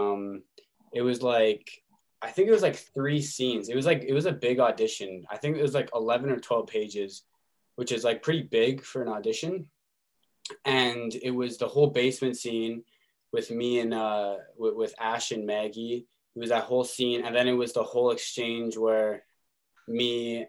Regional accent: Winnipeg, Manitoba, Canada; my hometown in Winnipeg

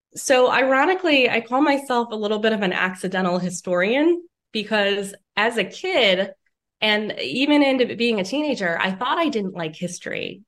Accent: Lake County, Northeast Ohio, United States; also born or lived in Toledo, Ohio / Erie, Pennsylvania; I grew up in Northeast Ohio in Lake County

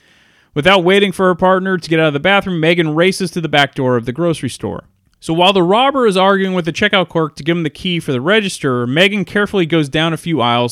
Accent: Belmont, California, United States; the city next to my hometown city of Belmont.

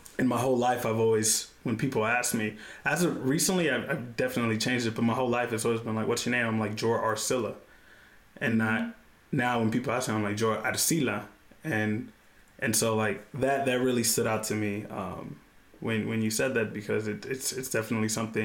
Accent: Houston, Texas, United States; moved away as an adult; also born or lived in Austin, Texas / New York; now in El Paso, United States; I'm from Houston, Texas, but my parents are from Colombia, and the region of Colombia that they're from is called Buenaventura, and it's predominantly, you know, Afro-Colombians, Black Colombians.

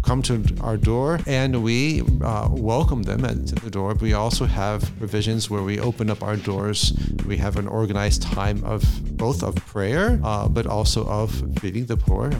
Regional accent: Jacksonville, Florida, United States; moved away; I'm from Jacksonville, went to Florida State University

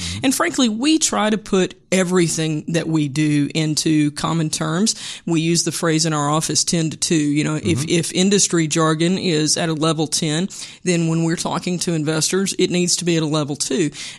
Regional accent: Moro, Arkansas, United States; I grew up in Moro, M-O-R-O

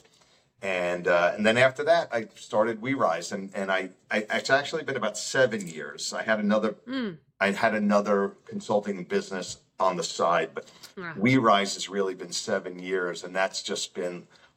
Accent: Long Island, New York, United States; moved away as an adult; also born or lived in Albany; I'm from Long Island

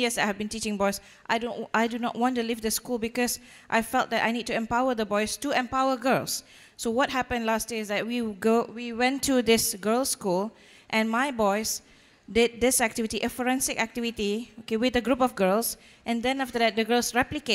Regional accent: Malaysia; I'm from Malaysia.

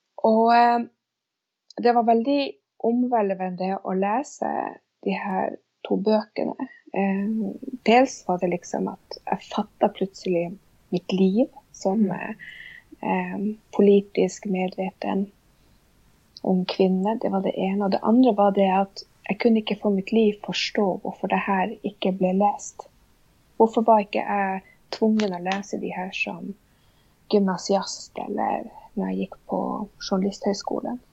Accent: near Vestfjorden, north of Tysfjord, Nordland, Norway; first language Sami; Swedish is a second language; flyttade då till eh, Nordre Norland som det heter, till det här området Balat. Eh, som ligger vid Västfjorden, lite norr om Divtasvuodna. Och där växte jag upp

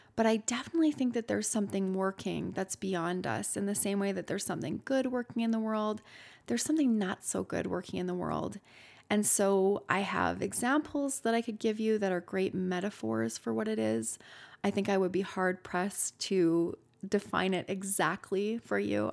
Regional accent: Canada; I'm Canadian

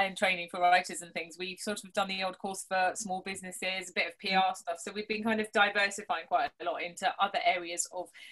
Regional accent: Kent, South East England, United Kingdom; moved away as an adult; also born or lived in Wales / West Yorkshire; now in Huddersfield, United Kingdom; I'm from Kent originally

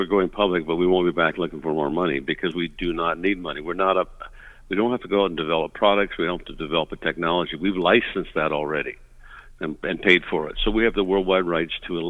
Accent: Vancouver, British Columbia, Canada; now in Las Vegas, United States; I'm originally from the Vancouver area, but live in Las Vegas here

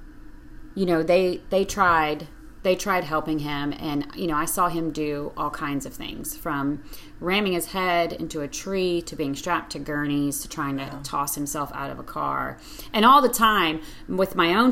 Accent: Lumberton, Texas, United States; now in Austin, United States; I grew up in Lumberton, like you said, as mm-hmm. a pastor's kid.

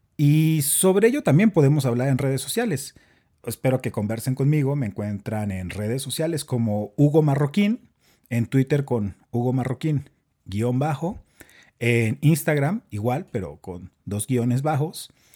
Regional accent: Chihuahua, Mexico; now in Bogotá, Colombia; soy mexicano, soy de Chihuahua

